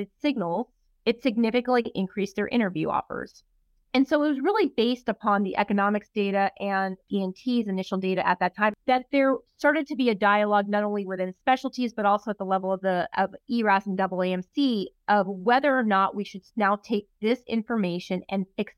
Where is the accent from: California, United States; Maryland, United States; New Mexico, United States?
California, United States; Los Angeles; I am from Los Angeles. I did all my training in Los Angeles.